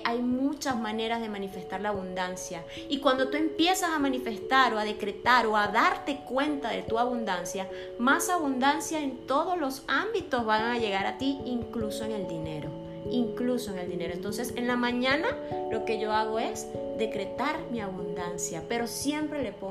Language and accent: Spanish; Venezuela; now in Monterrey, Mexico; Salí de Venezuela y estoy aquí en México, Monterrey, donde hay infinidad de comida, donde hay lugares hermosos que puedo apreciar